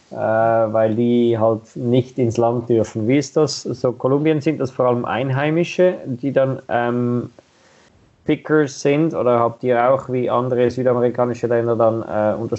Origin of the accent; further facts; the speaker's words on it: Switzerland; Also so etwa ähnlich wie bei uns in der Schweiz